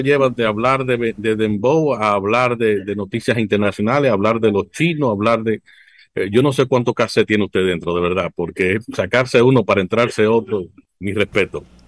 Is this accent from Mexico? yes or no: no; Dominican Republic